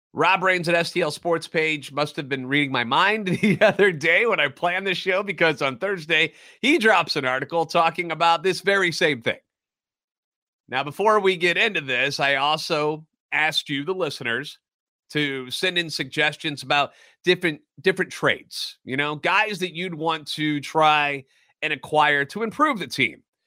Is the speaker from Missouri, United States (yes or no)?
yes; St. Louis, Missouri, United States; now in Nashville, United States; Born and raised in the Lou